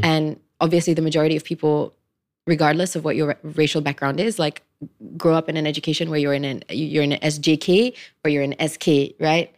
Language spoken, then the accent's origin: English; Klang, Selangor, Malaysia; I come from Klang